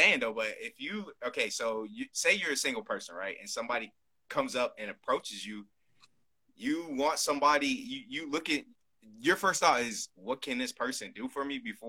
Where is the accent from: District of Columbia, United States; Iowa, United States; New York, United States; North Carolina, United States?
North Carolina, United States; I'm from North Carolina.